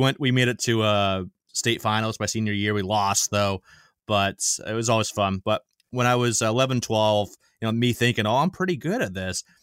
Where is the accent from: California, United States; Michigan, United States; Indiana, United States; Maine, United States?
Maine, United States; born and raised in Maine, never lived outside of Maine my entire life.